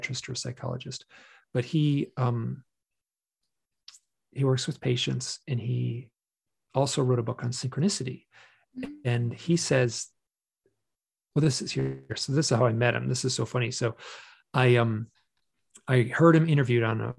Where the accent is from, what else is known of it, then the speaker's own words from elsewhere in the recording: Michigan, United States; accent: twang; I grew up in Michigan